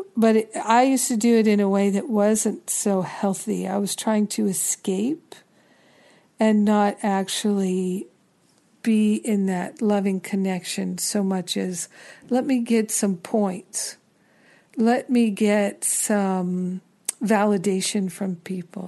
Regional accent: New York, United States; being a New Yorker

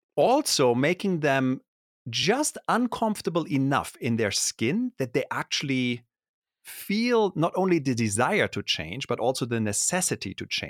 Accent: Germany; first language German; English is a second language; moved away as an adult; now in United States; I grew up in Germany

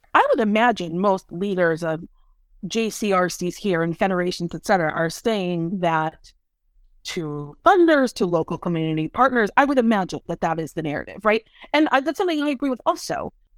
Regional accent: Chicago, Illinois, United States; also born or lived in New York; now in Washington, D.C., United States; I'm from Chicago, I spent ten years in New York, and now ten years in D C.

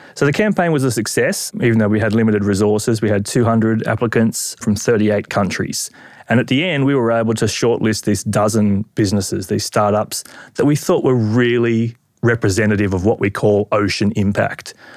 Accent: Australia

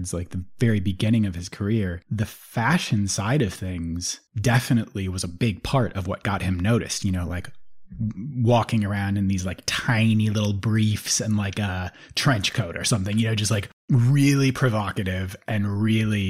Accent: St. Paul, Minnesota, United States; Yeah, I grew up in the Twin Cities. I grew up in St. Paul.

